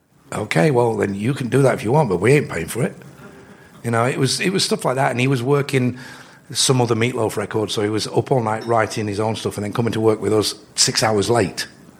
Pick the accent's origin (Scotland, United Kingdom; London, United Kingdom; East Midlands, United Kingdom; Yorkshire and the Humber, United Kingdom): Yorkshire and the Humber, United Kingdom; we're from Yorkshire